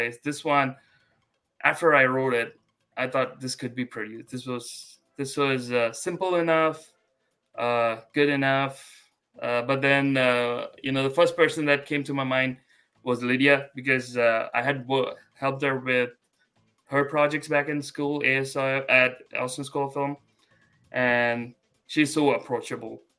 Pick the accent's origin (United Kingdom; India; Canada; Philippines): India; moved away as an adult; now in United States; I'm an Asian American, but I was born and I grew up in India